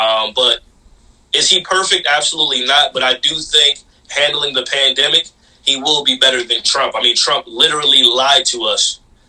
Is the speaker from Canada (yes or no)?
no; Jamaica; You know, I'm Caribbean, I'm Jamaican, but I still rep, you know, yeah.